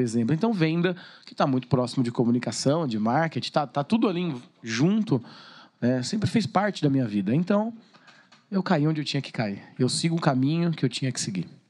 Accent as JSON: {"language": "Portuguese", "town": "Suzano", "region": "São Paulo", "country": "Brazil", "tie": "born or raised there", "said": "Sou natural de Suzano. E amo minha cidade"}